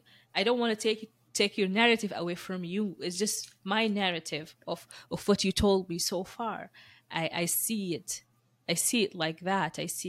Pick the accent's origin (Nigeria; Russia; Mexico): Russia; Moscow; born there; like I was born in Moscow and you were born in US, right?